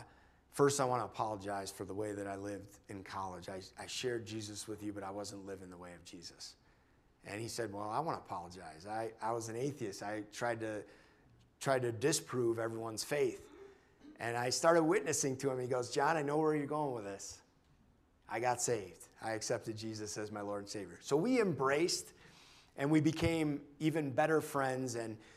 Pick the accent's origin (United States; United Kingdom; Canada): United States; New York; we're from New York